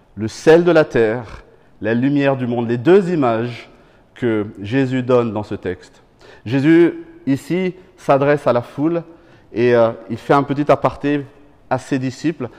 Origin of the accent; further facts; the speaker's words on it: Madagascar; moved away; quand j'étais petit, je viens de Madagascar, on mangeait très souvent du poisson séché